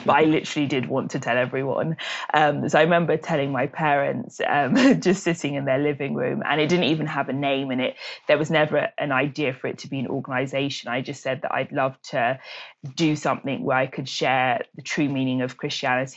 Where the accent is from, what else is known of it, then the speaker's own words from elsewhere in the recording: London, United Kingdom; also born or lived in Nigeria; I'm British Nigerian. So I was born in Nigeria and then moved to London when I was 6 months old with my parents